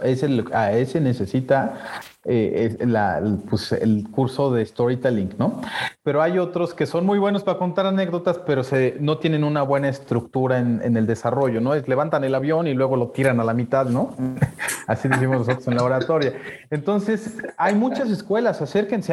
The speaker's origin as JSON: {"language": "Spanish", "country": "Mexico", "said": "nosotros como mexicanos en Latinoamérica, pues somos muy bien vistos"}